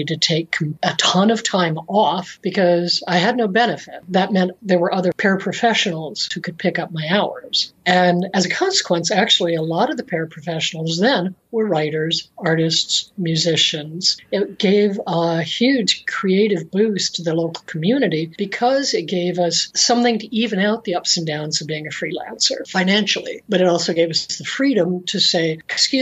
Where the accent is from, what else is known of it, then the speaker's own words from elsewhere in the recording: Tucson, Arizona, United States; also born or lived in Phoenix; I live in Tucson, Arizona these days. When I was doing most of the work of the years of my career, I was in Phoenix, but I grew up in Tucson.